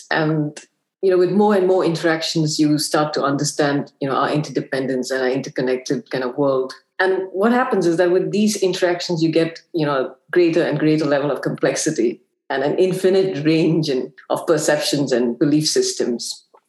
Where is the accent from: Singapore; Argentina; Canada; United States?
Singapore; also born or lived in Afghanistan; Afghanistan, where I spent most of my formative years, which was during the Soviet occupation. And I'm Singaporean.